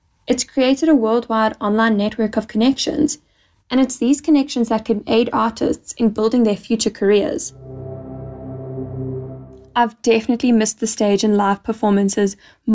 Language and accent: English; Johannesburg, Gauteng, South Africa; I'm from Johannesburg, South Africa